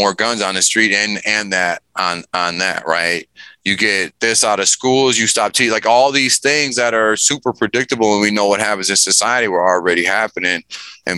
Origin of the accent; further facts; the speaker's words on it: Chicago, Illinois, United States; moved away; also born or lived in rural Minnesota; I'm from Chicago